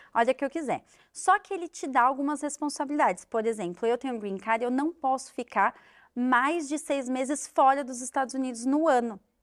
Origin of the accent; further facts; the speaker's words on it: Brazil; moved away as an adult; now in United States; eu sou brasileiro